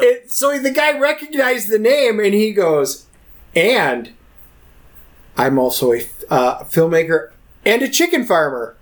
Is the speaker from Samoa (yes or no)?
no; Wisconsin, United States; moved away; also born or lived in Texas; I'm originally from Wisconsin.